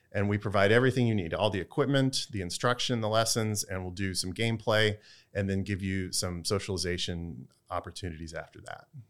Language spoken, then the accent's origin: English; Texas, United States; now in Durham, United States; I'm from Texas